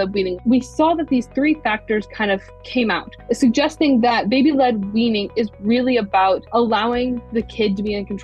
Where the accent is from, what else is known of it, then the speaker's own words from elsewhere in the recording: Ohio, United States; I grew up in Ohio, born and raised